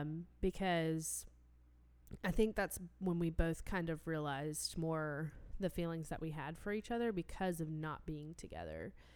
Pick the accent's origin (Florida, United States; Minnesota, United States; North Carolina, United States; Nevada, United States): North Carolina, United States; near Raleigh; I am from near Raleigh